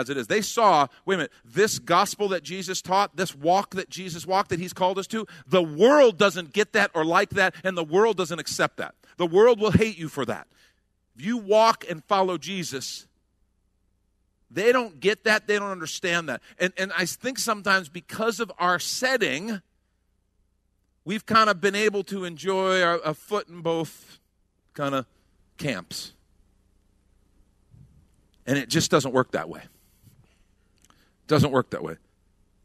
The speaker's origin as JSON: {"language": "English", "country": "United States", "said": "us as Americans"}